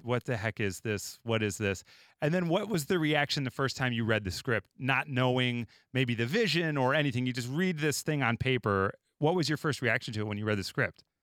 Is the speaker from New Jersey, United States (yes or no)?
no; Chicago, Illinois, United States; also born or lived in Los Angeles; I'm from Chicago, I've lived in L A, lived in Chicago